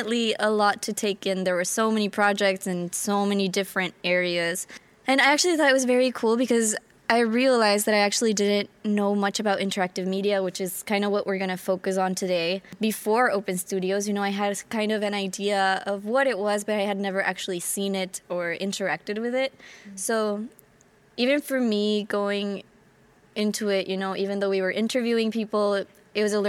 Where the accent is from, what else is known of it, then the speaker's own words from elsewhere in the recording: Guatemala; now in Abu Dhabi, United Arab Emirates; I am from Guatemala and I am currently studying engineering